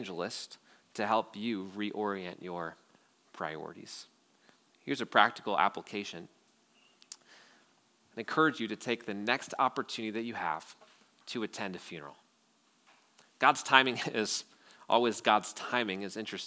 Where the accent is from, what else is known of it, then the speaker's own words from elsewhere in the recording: Wausau, Wisconsin, United States; I grew up in Wausau